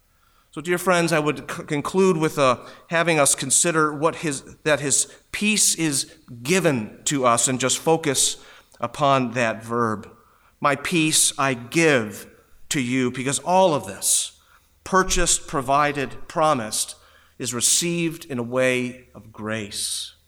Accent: New York, United States; It is like where I grew up in Western New York and had so much snow.

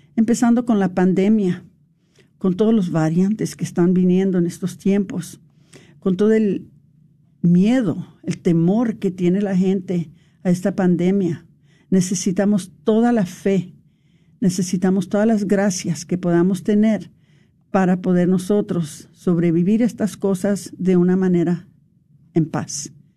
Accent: Mexico; para nosotros como los mexicanos

